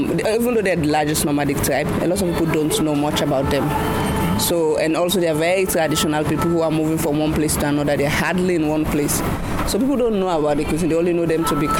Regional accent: Sierra Leone; also born or lived in Guinea; now in Accra, Ghana; I grew up in Sierra Leone

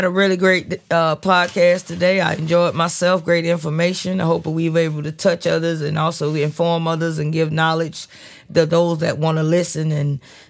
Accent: Duval County, Florida, United States; this is …, and I'm signing off from Duval County.

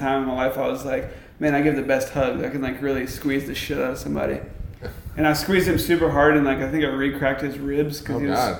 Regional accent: the South, United States; you're growing up in the South

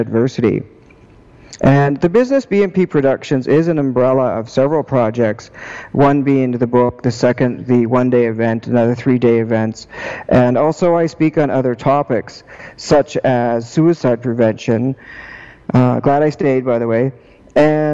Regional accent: Prince George, British Columbia, Canada; now in Victoria, Canada; I'm from Prince George. And I currently live in Victoria

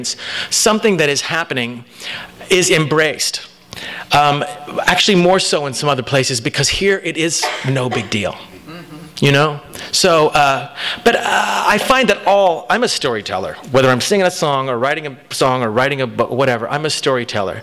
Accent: Oklahoma, United States; moved away; I'm from Oklahoma

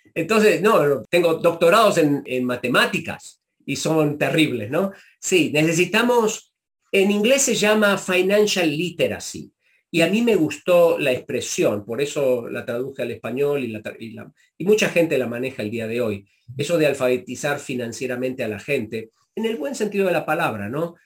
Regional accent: Argentina; moved away as an adult; also born or lived in Chicago, United States; now in United States; me vuelvo a la Argentina

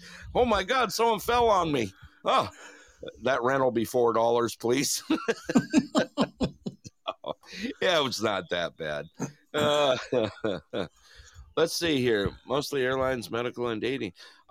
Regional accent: Dana Point, California, United States; now in Alaska, United States; at least they're from my hometown, Dana Point, man.

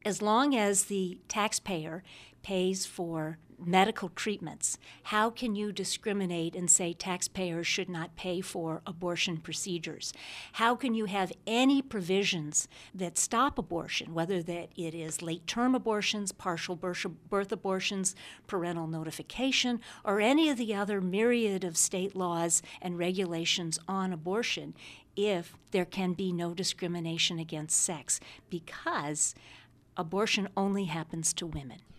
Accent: Illinois, United States; I grew up in Illinois

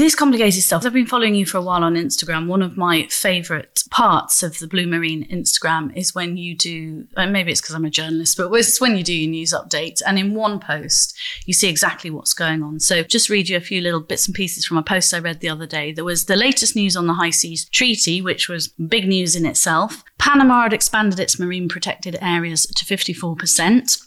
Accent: Grimsby, Yorkshire and the Humber, United Kingdom; I'm from Grimsby

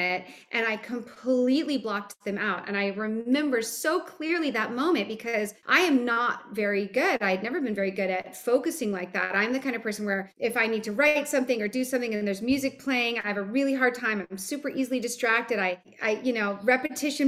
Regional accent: Hawaii, United States; I grew up in Hawaii

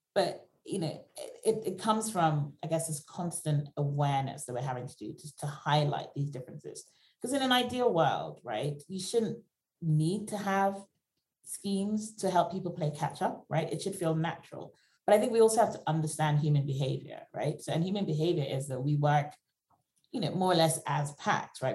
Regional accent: Nigeria; now in United Kingdom; I come from Nigeria originally

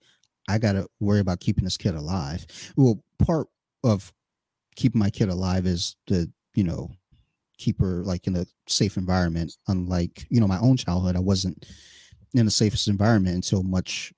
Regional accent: Detroit and Flint, Michigan, United States; I was in Detroit, Michigan and Flint, Michigan in the 80s

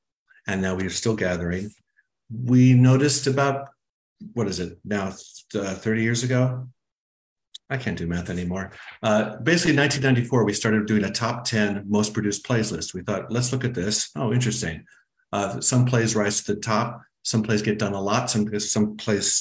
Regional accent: Arizona, United States; moved away; My home state of Arizona

